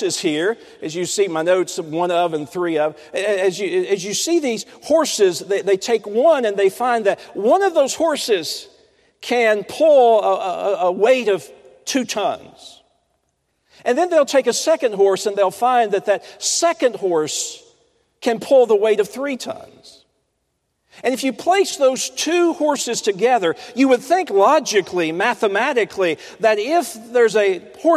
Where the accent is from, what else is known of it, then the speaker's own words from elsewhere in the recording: Roane County, East Tennessee, United States; Where I was raised in East Tennessee